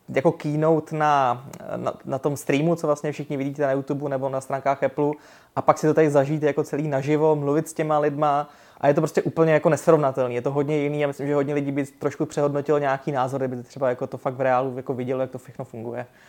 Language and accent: Czech; Czechia; jsem z České republiky